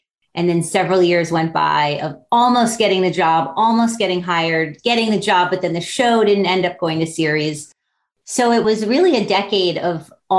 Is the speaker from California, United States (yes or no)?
no; Miami Beach, Florida, United States; So I grew up on Miami Beach, actually on South Beach, which I think I'm the only person who's from South Beach.